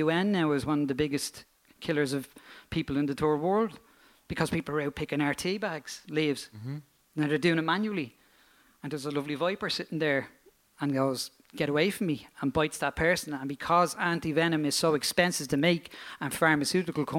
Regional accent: Dublin, Leinster, Ireland; I'm from Crumlin

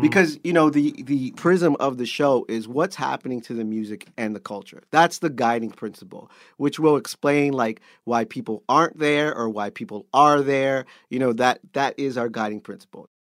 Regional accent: Canada; being Canadian

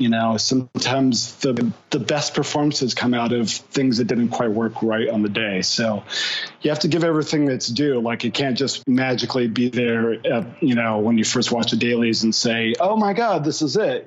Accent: California, United States; also born or lived in New York; now in Los Angeles, United States; I'm actually originally from California

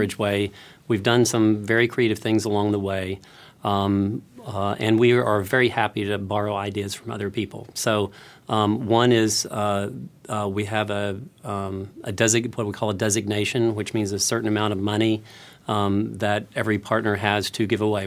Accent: Houston, Texas, United States; I come from Houston

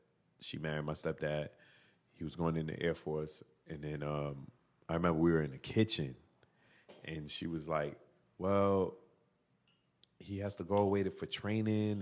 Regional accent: New York City, New York, United States; also born or lived in Japan / New Mexico; Born and raised in Brooklyn

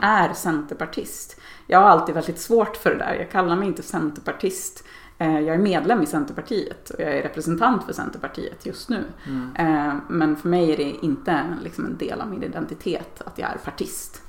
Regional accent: Dalarna County, Sweden; Jag är uppväxt i Dalarna och, och bor där igen på min barndomsö

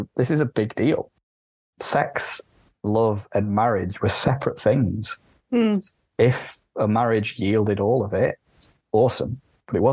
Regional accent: the north of England, United Kingdom; accent: northern; I'm not from London. You can tell by my accent, I'm very much from the north.

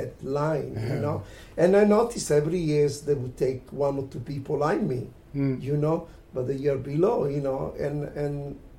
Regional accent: Italy; now in London, United Kingdom; I was coming from Italy

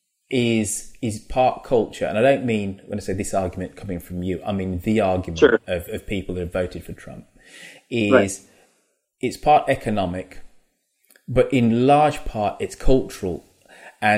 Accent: United Kingdom; As a Brit and as a black British person

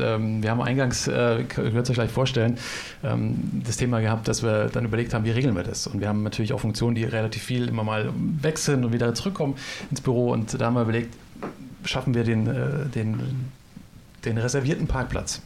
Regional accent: Germany; als Deutsche

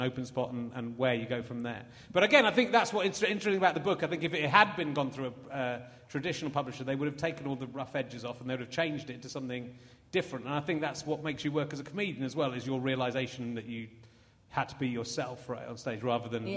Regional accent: Somerset, South West England, United Kingdom; also born or lived in Yorkshire; I was born in Yorkshire and moved out of Yorkshire when I was four as well, so... I grew up in Somerset

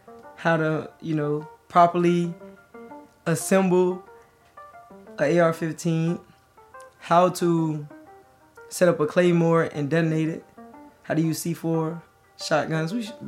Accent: Birmingham, Alabama, United States; I'm from Birmingham, Alabama. I was born June 23rd, 1996. I'm 25 years old

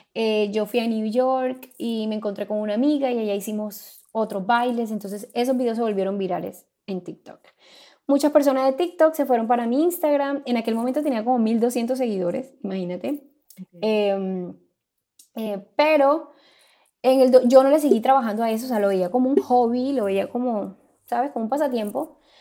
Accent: Santo Tomás, Atlántico, Colombia; now in United States; Soy colombiana, vengo de un pueblo llamado Santo Tomás en el departamento del Atlántico

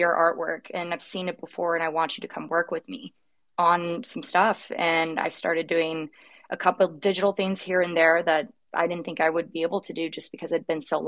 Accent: Sacramento, California, United States; now in Los Angeles, United States; I'm from Northern California originally, so Sacramento, the Bay adjacent, I guess, where you pay your taxes in California

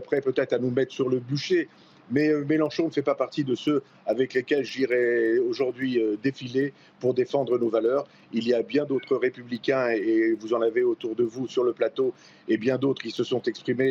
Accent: France; en tant que républicain, en tant que français

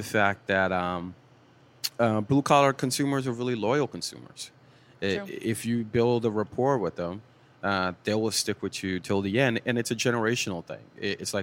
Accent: Boston, Massachusetts, United States; moved away as an adult; also born or lived in Milton, Massachusetts; I was from Dorchester

